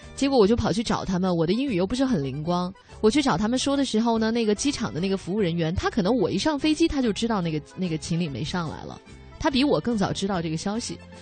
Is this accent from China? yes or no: yes; China; 我们中国的小孩儿